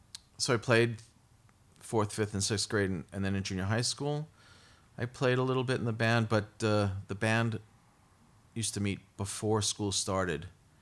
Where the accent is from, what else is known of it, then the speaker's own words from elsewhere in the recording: Brooklyn, New York, United States; I'm from Brooklyn. I grew up in Brooklyn.